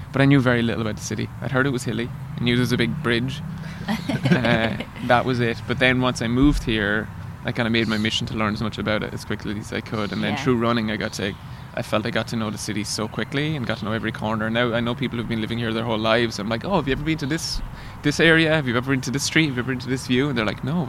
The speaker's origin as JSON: {"language": "English", "country": "Ireland", "tie": "born or raised there", "moved": "as an adult", "lives_now": "San Francisco, United States", "said": "Back home in Ireland, I could grow up like running around the roads and streets"}